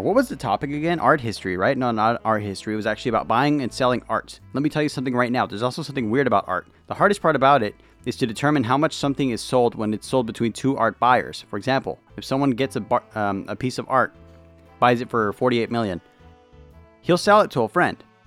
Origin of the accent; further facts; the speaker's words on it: United States; I'm an American